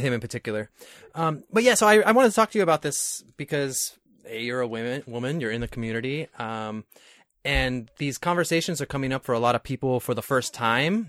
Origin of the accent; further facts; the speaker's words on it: New York, United States; now in California, United States; I'm from New York originally